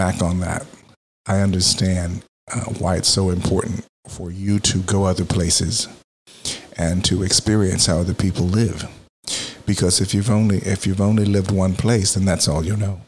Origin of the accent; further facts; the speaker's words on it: Texas, United States; now in Philadelphia, United States; I grew up in Texas